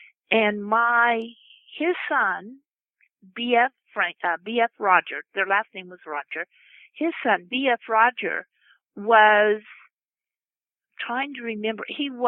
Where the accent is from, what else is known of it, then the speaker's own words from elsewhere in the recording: Oklahoma, United States; I am from Oklahoma, which is it was an Indian reservation, and I'm Native American descendant. I am part Cherokee